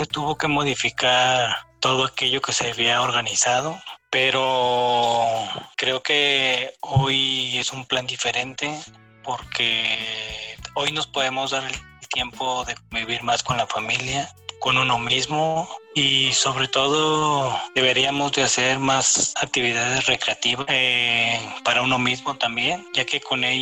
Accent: Guadalajara, Jalisco, Mexico; eh, soy de Guadalajara

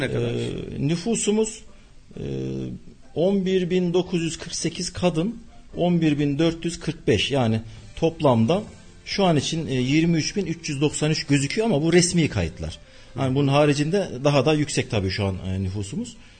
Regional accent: Gülşehir, Nevşehir, Turkey; moved away as an adult; now in Kayseri, Turkey; 1972 Nevşehir doğumluyum. Nevşehir ili Gülşehir ilçesi doğumluyum. Ee, ilk e, orta ve liseyi Gülşehir'de okudum

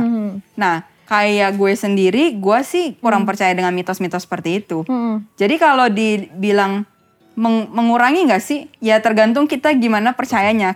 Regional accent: Jakarta, Indonesia; also born or lived in Taiwan; kita sebagai anak Jakarta

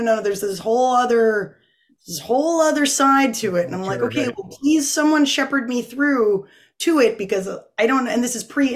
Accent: North Kingstown, Rhode Island, United States; also born or lived in Boston; I was born in North Kingstown, Rhode Island. Grew up there.

